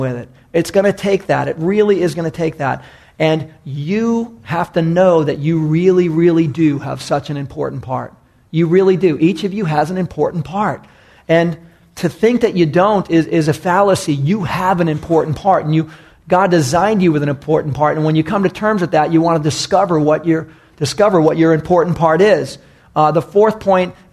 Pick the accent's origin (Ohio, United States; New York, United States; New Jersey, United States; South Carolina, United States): New York, United States; moved away; I was raised back in New York